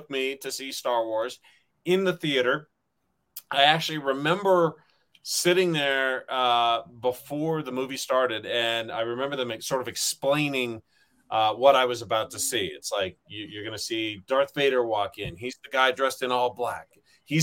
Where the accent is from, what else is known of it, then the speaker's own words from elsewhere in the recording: Riverside, California, United States; my hometown of Riverside, California